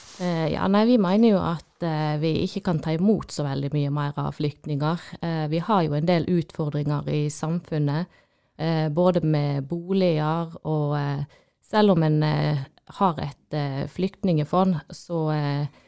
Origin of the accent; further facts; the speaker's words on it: Odda, Vestland, Norway; jeg er jo eh, fra Odda